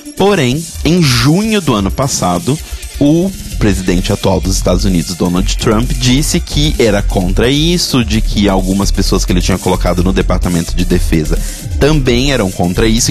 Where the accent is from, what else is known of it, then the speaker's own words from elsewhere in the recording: Minas Gerais, Brazil; da minha terra, Minas Gerais